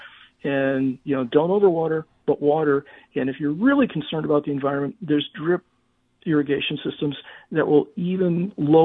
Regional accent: St. Louis, Missouri, United States; now in Dallas, United States; growing up in St. Louis

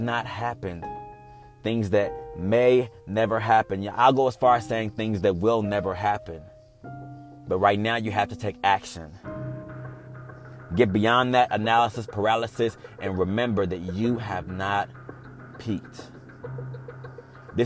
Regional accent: Texas, United States; I'm from Texas, so we see a lot of crazy weather

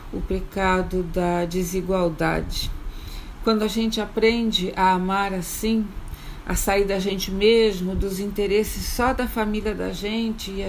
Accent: Rio de Janeiro, Brazil; now in Angola; eu sou do Rio de Janeiro, sou pastora metodista e trabalho em Angola, num curso de teologia.

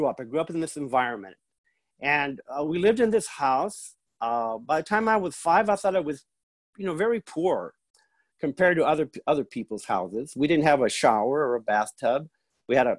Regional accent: United States; first language Spanish; English is a second language; I grew up, you know, in this barrio, which is it's a village of people. Most of them are refugees from the Revolutionary War. All of them speak Spanish, and so when I grew up, my first language was Spanish

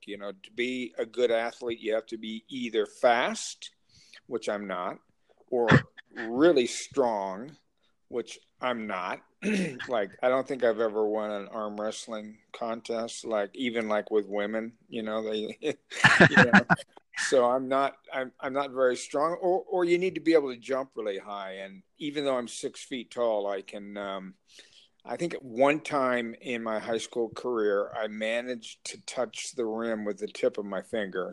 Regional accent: Lincoln, Nebraska, United States; also born or lived in Anniston, Alabama; I grew up in Lincoln, Nebraska

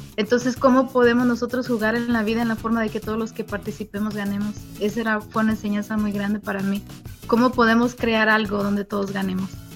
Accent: Michoacán, Mexico; moved away as an adult; also born or lived in Puruándiro; now in Las Vegas, United States; De Michoacán, México.

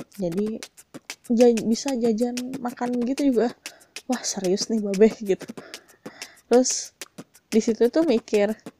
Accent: Bandung, West Java, Indonesia; aku itu kan memang dari lahir itu tinggalnya di Bandung

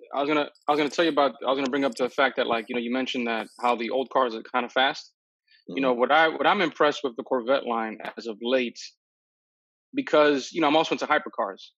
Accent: New York City, New York, United States; I'm a New Yorker from the Bronx, and I took the subways

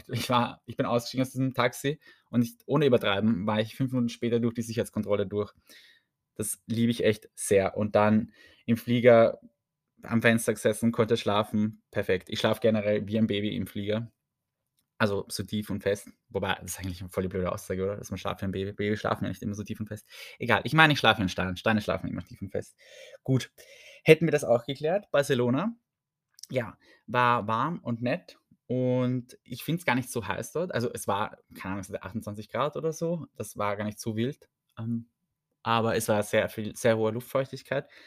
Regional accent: Vienna, Austria; ich sage es echt, ich komme aus Wien, ich kann nicht so viel abschrecken an Unfreundlichkeit, dachte ich immer.

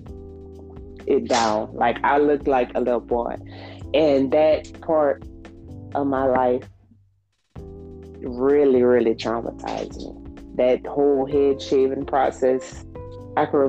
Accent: Lafayette, Louisiana, United States; I'm from Lafayette, Louisiana

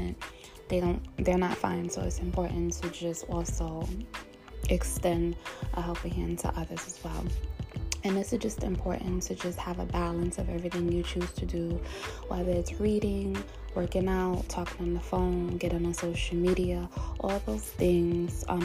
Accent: New York, United States; now in New Jersey, United States; I'm from New York, New Jersey, because I'm staying in New Jersey currently with my mom

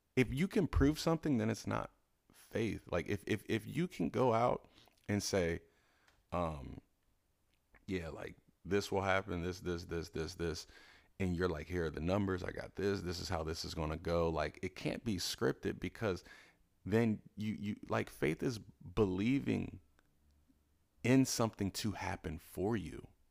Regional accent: Cincinnati, Ohio, United States; now in Los Angeles, United States; I'm from Cincinnati

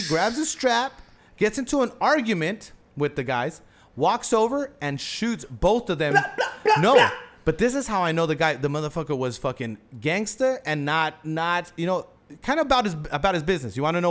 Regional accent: Houston, Texas, United States; And this is my hometown. I thought this would have happened in Florida. Crazy shit happens in Florida.

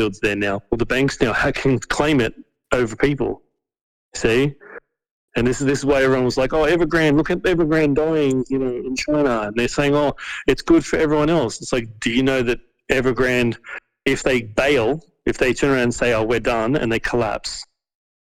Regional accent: Australia; we have politicians in our country

